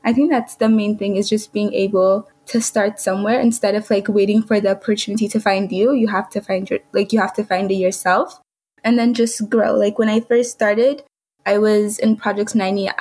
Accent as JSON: {"language": "English", "country": "Ethiopia", "moved": "yes", "said": "Ethiopia, like, specific regions, I guess, like, from where I come from"}